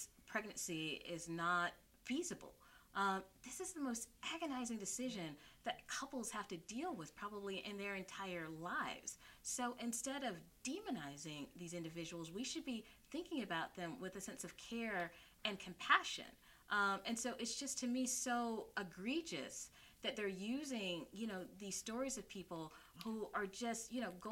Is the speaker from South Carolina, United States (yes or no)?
yes; South Carolina, United States; now in New York, United States; I'm originally from South Carolina